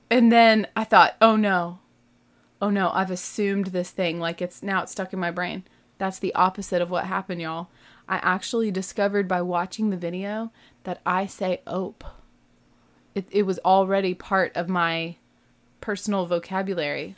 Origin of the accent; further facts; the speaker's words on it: the South, United States; I'm not from the Midwest. I'm from the South